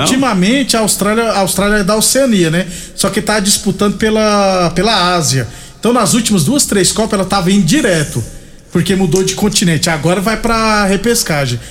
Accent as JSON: {"language": "Portuguese", "town": "Jucurutu", "region": "Rio Grande do Norte", "country": "Brazil", "tie": "born or raised there", "moved": "yes", "lives_now": "Rio Verde, Brazil", "said": "eu nasci lá em Jucurutu perto de Caicó. Eu sou jucurutuense"}